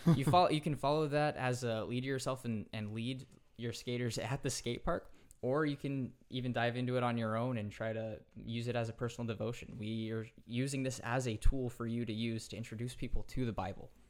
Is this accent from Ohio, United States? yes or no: no; Central California, United States; also born or lived in San Diego; I grew up in Central California. And once I got into college, I, I moved to San Diego